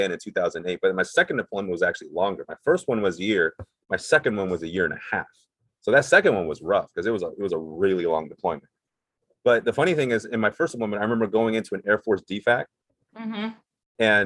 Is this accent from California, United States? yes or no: yes; Cerritos, California, United States; also born or lived in Taiwan / Monterey Park, California; I grew up in Cerritos from first grade all the way up until I graduated high school.